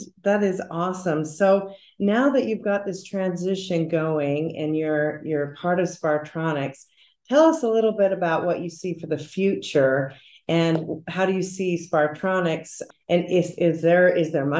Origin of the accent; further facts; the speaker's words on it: Hiram, United States; I grew up in Hiram